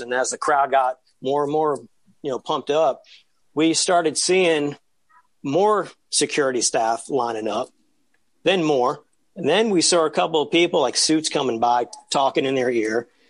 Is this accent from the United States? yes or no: yes; New York City, New York, United States; Told them I was from New York